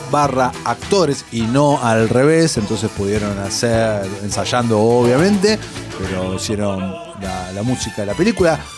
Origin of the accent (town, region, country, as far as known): Argentina